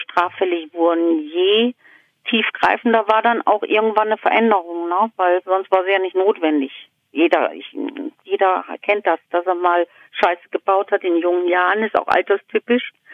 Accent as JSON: {"language": "German", "town": "Duisburg", "region": "North Rhine-Westphalia", "country": "Germany", "tie": "born or raised there", "moved": "as an adult", "lives_now": "East Frisia, Germany", "said": "Ich bin in Duisburg aufgewachsen"}